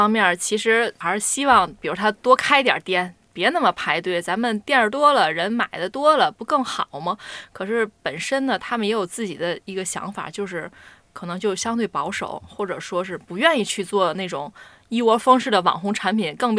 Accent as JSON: {"language": "Chinese", "region": "Tianjin", "country": "China", "said": "对，就是我我我家就是天津人嘛，"}